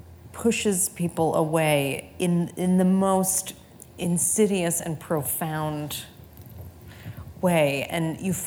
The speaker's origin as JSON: {"language": "English", "area": "Long Island", "region": "New York", "country": "United States", "tie": "born or raised there", "said": "Long Island."}